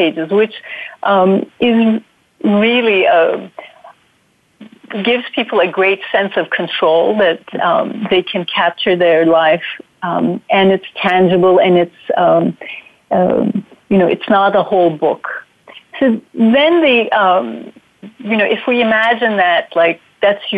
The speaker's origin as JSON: {"language": "English", "country": "Turkey", "tie": "born or raised there", "also_born_or_lived": "New York", "moved": "yes", "said": "I grew up in Turkey, so my roots are in Turkey, and that's where, that's my upbringing and culture"}